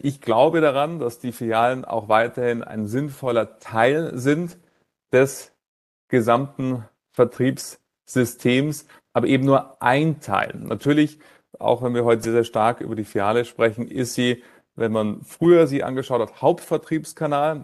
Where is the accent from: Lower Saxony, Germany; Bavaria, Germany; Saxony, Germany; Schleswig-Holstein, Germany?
Bavaria, Germany; Munich; dass ich in München geboren bin